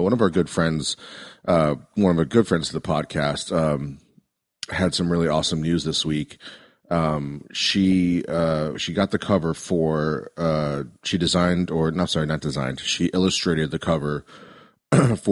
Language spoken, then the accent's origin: English; East Coast, United States; now in California, United States; I'm from the East Coast